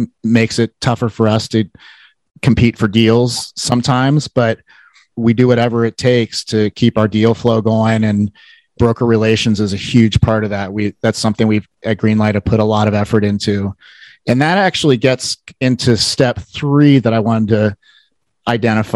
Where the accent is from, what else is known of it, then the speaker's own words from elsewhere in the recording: Cincinnati, Ohio, United States; I am from Cincinnati